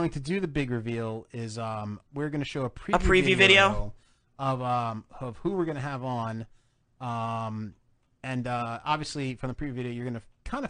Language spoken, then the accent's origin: English; New Jersey, United States; I grew up in Jersey.